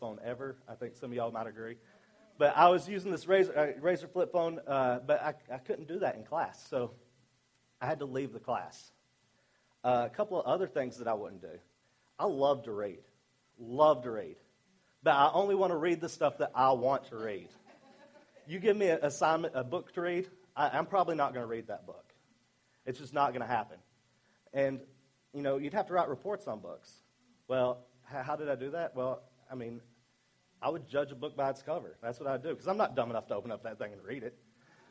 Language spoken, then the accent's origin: English; Arkansas, United States; accent: southern; moved away; I'm from Arkansas